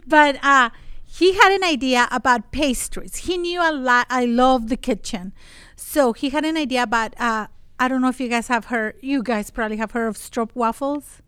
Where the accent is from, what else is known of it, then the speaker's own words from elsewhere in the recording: Monterrey, Nuevo León, Mexico; moved away as an adult; I'm from Mexico.